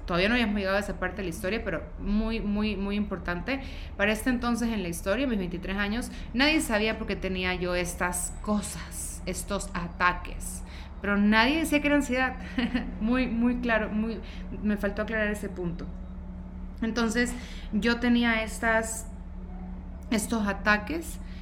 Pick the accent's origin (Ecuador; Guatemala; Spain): Ecuador; moved away as an adult; also born or lived in Guayaquil; now in Mexico City, Mexico; soy de Ecuador